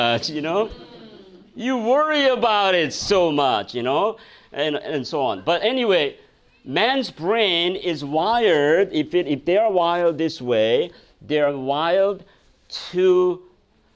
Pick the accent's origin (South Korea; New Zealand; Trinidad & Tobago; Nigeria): South Korea; now in United States; I came from Korea